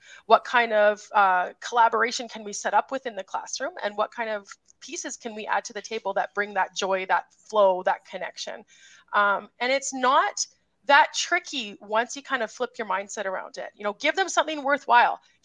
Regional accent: Grande Prairie, Alberta, Canada; I'm a numeracy lead / math coach from Grand Prairie, Alberta, Canada

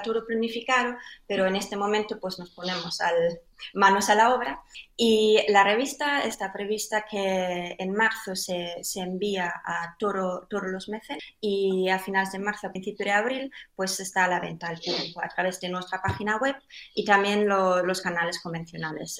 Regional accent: Germany; now in Spain; yo soy alemana, aunque ya llevo mucho tiempo viviendo en, en España

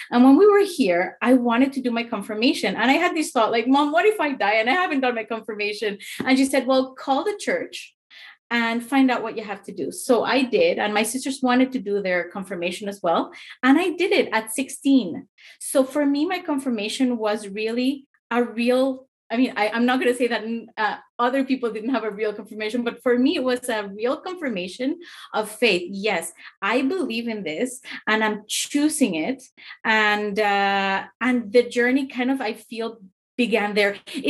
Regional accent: Mexico; now in Canada; I came to Canada from Mexico in 1991.

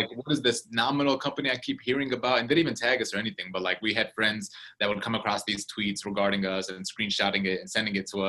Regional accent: Michigan, United States; now in Arizona, United States; I was born and raised in Michigan also

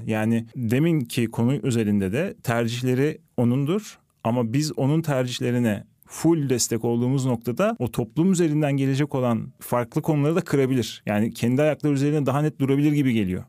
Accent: Van, Turkey; Ben sonucunda e, Van'da büyüdüm. Ufak bir şehirde büyüdüm

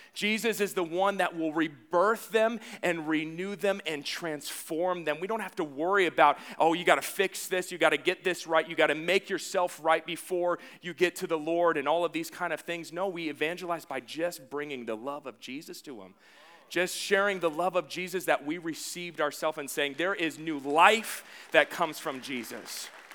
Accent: the Northwest, Pacific Northwest, United States; now in Las Vegas, United States; I'm from the Northwest

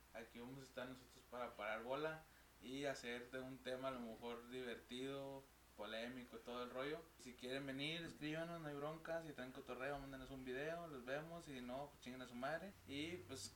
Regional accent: Monterrey, Nuevo León, Mexico; así le decimos aquí en Monterrey

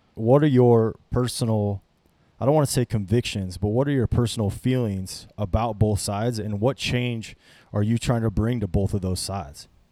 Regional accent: North Platte, Nebraska, United States; I was, I was raised in North Platte, Nebraska

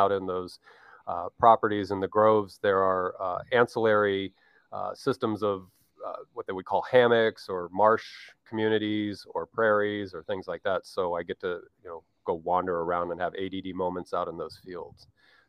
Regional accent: United States; being the American that I am

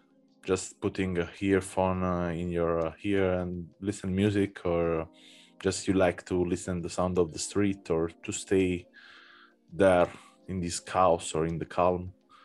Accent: Naples, Campania, Italy; English is a second language; now in Berlin, Germany; I come from Naples. Oh, you're from Naples? I mean, I was born there and I was living there for half of my life.

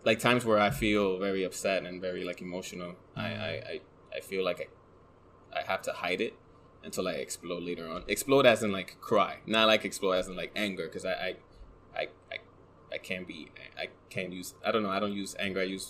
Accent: New York City, New York, United States; in the Bronx

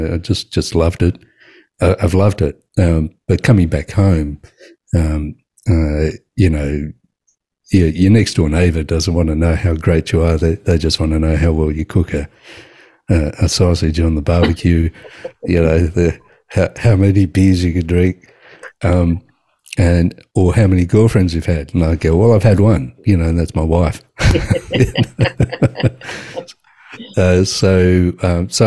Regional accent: Sydney, New South Wales, Australia; So I was born in Surrey Hills. My practice is in Surrey Hills. I went to school in Surrey Hills.

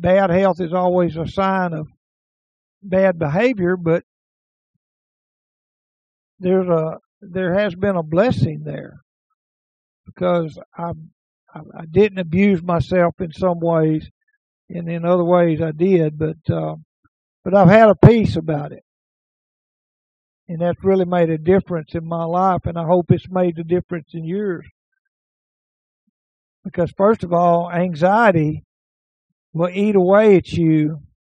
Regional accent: Naples and Omaha, Texas, United States; those of us who are born and raised in Naples and Omaha

